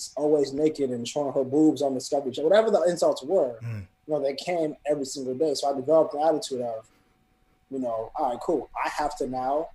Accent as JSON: {"language": "English", "town": "Chicago", "region": "Illinois", "country": "United States", "tie": "born or raised there", "also_born_or_lived": "London", "moved": "yes", "lives_now": "Philadelphia, United States", "said": "a year later we moved to Chicago in 92. And so we moved to 71st and Mozart. We were there for about 3 years, and then we moved to the South Suburbs"}